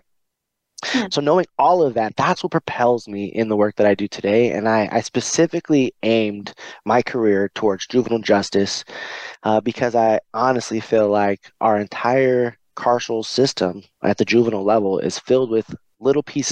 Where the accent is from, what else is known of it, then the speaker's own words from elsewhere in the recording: California, United States; also born or lived in Pasadena, California; I was born in Pasadena, California. And you know, just that environment alone drove my mom to move me out of that space around the age of 8 or 10. You know, we arrived in Northern California